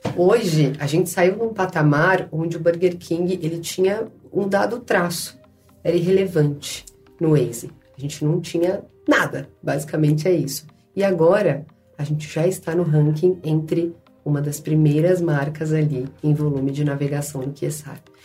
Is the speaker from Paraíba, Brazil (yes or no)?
no; São Paulo, Brazil; Eu sou lá da Zona Leste